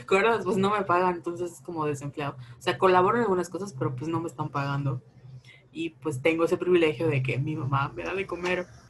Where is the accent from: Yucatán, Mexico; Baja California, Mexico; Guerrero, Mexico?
Yucatán, Mexico; Mérida; somos de Mérida, de Yucatán